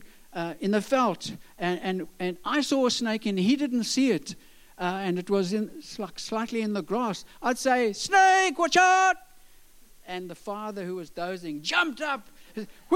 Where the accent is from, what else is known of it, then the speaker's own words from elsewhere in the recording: South Africa; also born or lived in Switzerland; South Africa